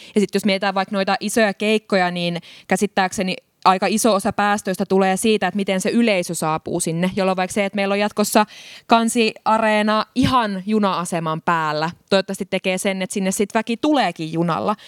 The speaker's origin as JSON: {"language": "Finnish", "town": "Tampere", "region": "Pirkanmaa", "country": "Finland", "tie": "born or raised there", "said": "Mä oon Hervannasta kotoisin"}